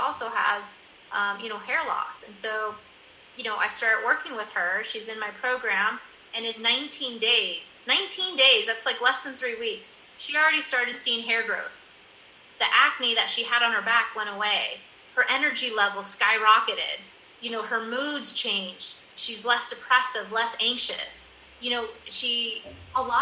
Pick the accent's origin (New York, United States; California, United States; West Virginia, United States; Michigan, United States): California, United States; moved away as an adult; also born or lived in Miami, Florida / Colorado; now in Netherlands; I'm originally from California, my hairdresser, who knows me since I'm a teenager